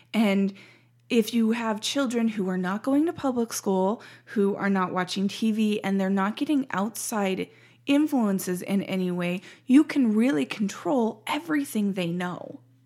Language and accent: English; Montana, United States; moved away as an adult; also born or lived in Washington State; now in Ohio, United States; I grew up in Montana and spent the last three years in Washington.